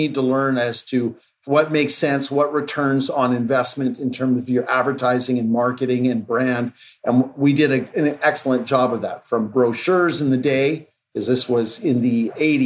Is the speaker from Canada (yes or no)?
yes; Mont-Tremblant, Quebec, Canada; I grew up in Quebec and in a small town called Mont-Tremblant